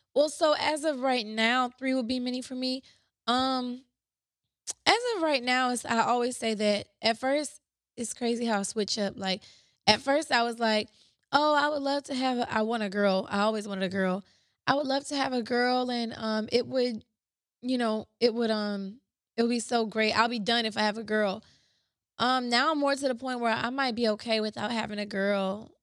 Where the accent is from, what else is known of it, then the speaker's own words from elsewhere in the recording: Ypsilanti, Michigan, United States; I was born and raised in Ypsi